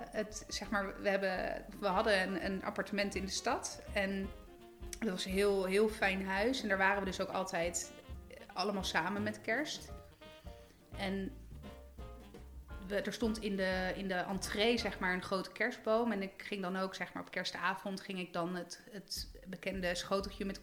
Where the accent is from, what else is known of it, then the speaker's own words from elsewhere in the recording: Italy; nou ja, goed, ik ben Italiaans, dus altijd lekker eten. In Italië heb je dan meer de traditie van die pranzo di Natale.